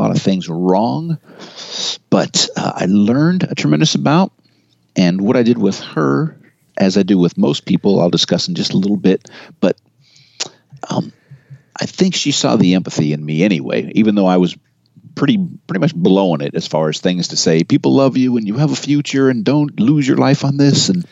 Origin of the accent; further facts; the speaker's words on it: Marin County, California, United States; I'm from Marin County.